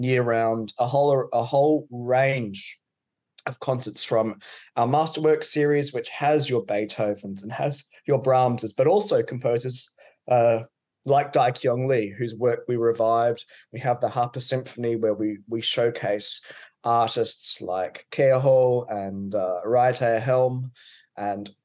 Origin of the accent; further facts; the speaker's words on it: Queensland, Australia; accent: Australian; I'm from Queensland, which is on the east coast of Australia. Mm-hmm. It's the home to the Great Barrier Reef. So I grew up around the beach.